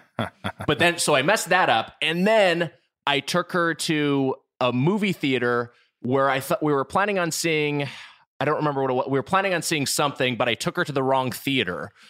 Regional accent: Southern California, United States; we're both from Southern California, we reconvened down here

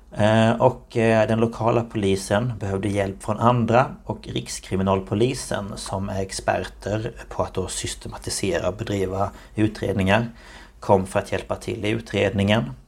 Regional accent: Markaryd, Kronoberg County, Sweden; kommer jag från Markaryd i Småland

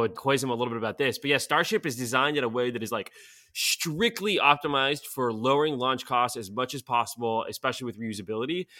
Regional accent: Sofia, Sofia City, Bulgaria; English is a second language; now in United States; I was born in Sofia, uh, and sort of fled the fall of the communist regime there by getting into Caltech.

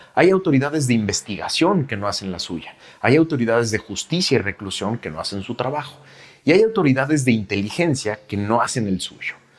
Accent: Mexico

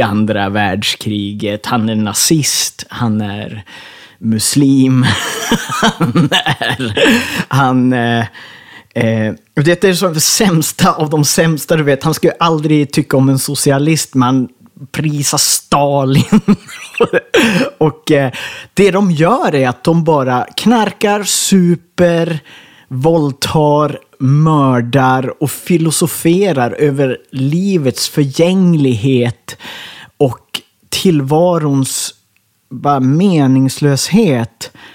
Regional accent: Ersmark, Västerbotten County, Sweden; moved away as an adult; also born or lived in Skellefteå; Jag är född i Skellefteå på lasarettet där, men jag växte upp i Ersmark i Kågedalen

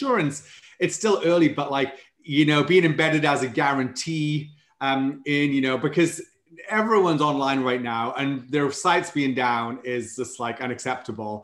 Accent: Wales, United Kingdom; accent: Welsh; moved away as an adult; now in San Antonio, United States; I'm from Wales, though I've been living in the States now about 12 years

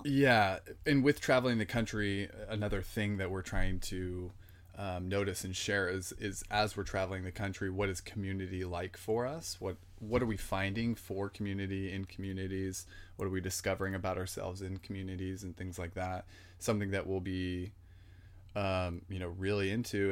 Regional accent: San Jose, California, United States; born and raised in San Jose, California, the Bay Area

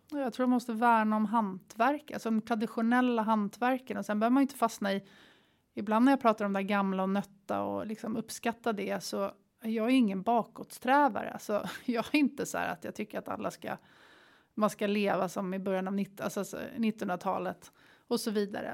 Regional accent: Sweden; moved away as an adult; also born or lived in Bali, Indonesia; Vi har som svensk ett pass som man kan röra sig över hela världen

